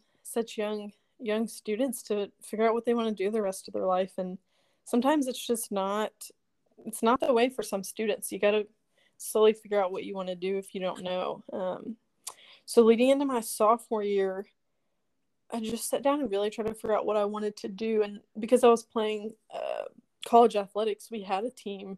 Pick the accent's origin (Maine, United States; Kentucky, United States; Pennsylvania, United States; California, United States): Kentucky, United States; Lexington; moved away as an adult; also born or lived in Bowling Green, Kentucky; now in Spring Hill, United States; I am originally from Lexington, Kentucky. I grew up there